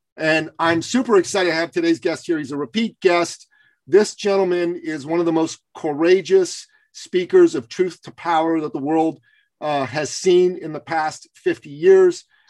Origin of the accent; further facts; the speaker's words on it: Iran; moved away; I'm from Iran